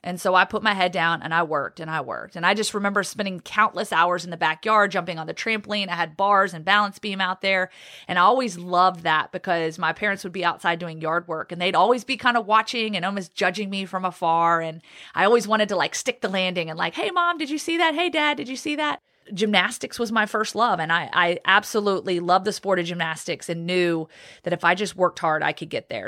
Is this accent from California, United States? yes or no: no; Roanoke, Virginia, United States; also born or lived in Guantanamo Bay, Cuba; now in Birmingham, United States; I grew up in Roanoke, Virginia